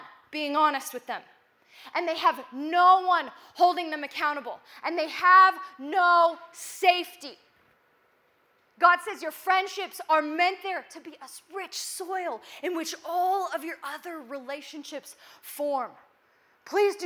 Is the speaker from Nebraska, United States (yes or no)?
yes; Nebraska, United States; moved away; I'm from Nebraska